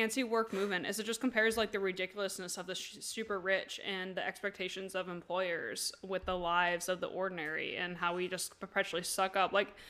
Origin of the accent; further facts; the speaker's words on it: Vermont, United States; I am from Vermont.